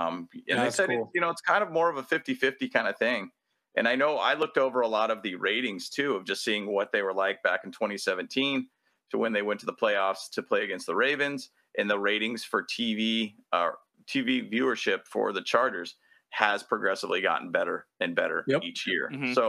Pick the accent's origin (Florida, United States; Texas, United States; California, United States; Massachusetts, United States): California, United States; San Diego; also born or lived in Los Angeles; I was born in San Diego.